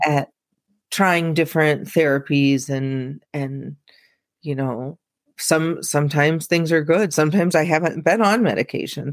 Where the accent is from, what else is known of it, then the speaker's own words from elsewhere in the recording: Peoria, Illinois, United States; I live he, in central Illinois, I'm in Peoria. Um, I haven't always been here, you know, I've left and come back, but we kinda joke that it's like a black hole, like, it seems like everybody who moves away eventually comes back, but probably 'cause our families are here